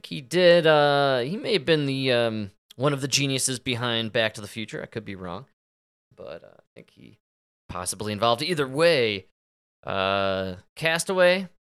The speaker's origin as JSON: {"language": "English", "town": "Chicago", "region": "Illinois", "country": "United States", "tie": "born or raised there", "moved": "yes", "lives_now": "Colorado, United States", "said": "we're from Chicago and we grew up when Oprah was fat."}